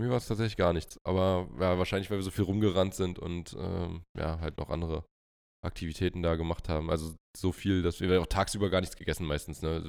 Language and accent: German; Germany; bei uns in Deutschland